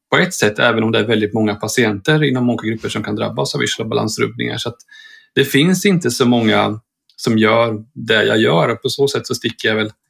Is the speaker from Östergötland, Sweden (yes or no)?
yes; Linköping, Östergötland, Sweden; född och uppvuxen i Linköping och blev kvar i Linköping.